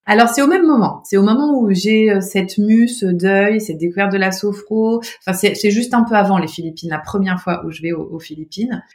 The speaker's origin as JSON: {"language": "French", "town": "Nancy", "region": "Grand Est", "country": "France", "tie": "born or raised there", "moved": "yes", "said": "j'étais à Nancy, hein. moi, je suis de Nancy, de, Lorraine."}